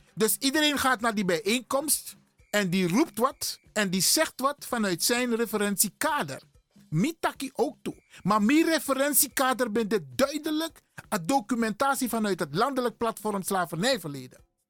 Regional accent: Suriname; ik ben een Surinamer

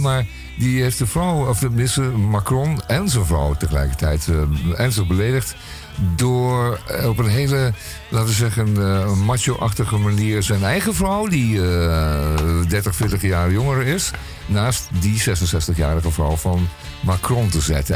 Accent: Belgium; als Belg zijnde

